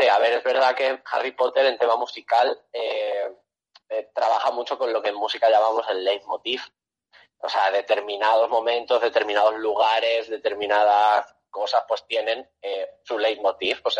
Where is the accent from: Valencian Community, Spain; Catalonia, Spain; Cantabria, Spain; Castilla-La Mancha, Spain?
Castilla-La Mancha, Spain; Toledo; yo soy de Toledo, ¿vale?